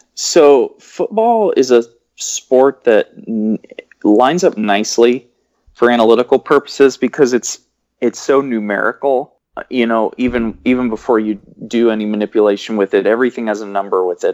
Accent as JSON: {"language": "English", "region": "Washington", "country": "United States", "said": "I'm from Washington"}